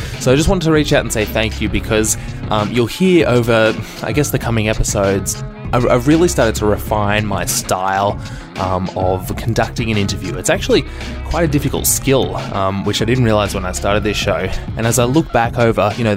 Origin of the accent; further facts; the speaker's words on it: Melbourne, Victoria, Australia; This show is made with love, sweat and tears, and sometimes tears, in my hometown, Melbourne, Australia